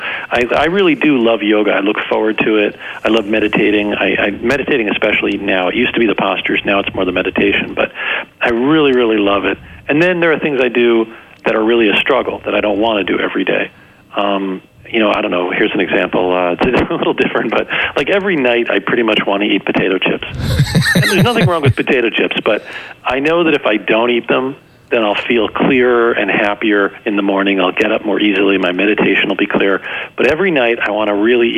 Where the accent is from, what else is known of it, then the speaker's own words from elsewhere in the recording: New Jersey, United States; I grew up in New Jersey